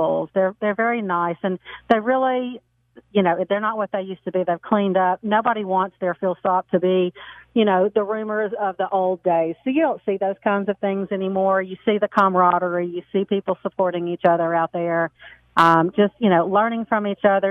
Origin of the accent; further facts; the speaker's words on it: the South, United States; I'm from the South, so I have a papaw